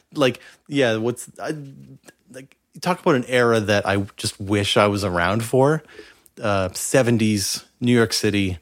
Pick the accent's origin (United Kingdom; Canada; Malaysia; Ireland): Canada; as a Canadian